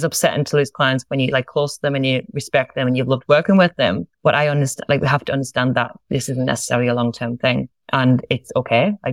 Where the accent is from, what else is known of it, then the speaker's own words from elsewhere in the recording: Sunderland, North East England, United Kingdom; moved away as an adult; now in Australia; I'm from a place called Sunderland in England, and I've been in Australia several years now, and I get to stay here, which is wonderful. That's where I'm originally from